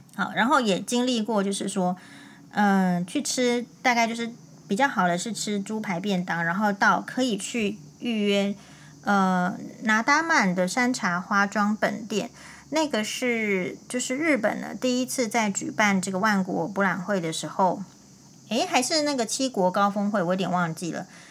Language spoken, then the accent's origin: Chinese; Taiwan; 我们台湾人还没有学会怎么样在大家的事情里面去和谐地讨论这样子而已